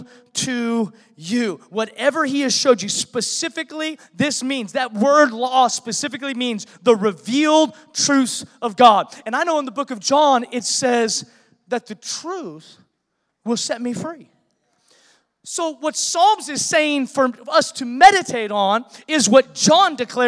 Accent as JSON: {"language": "English", "town": "Seattle", "region": "Washington", "country": "United States", "tie": "born or raised there", "moved": "yes", "said": "I was born in Seattle"}